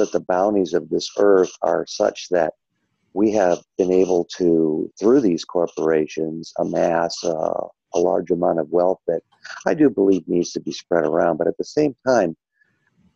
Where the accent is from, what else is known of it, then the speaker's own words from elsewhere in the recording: United States; I'm disabled American vet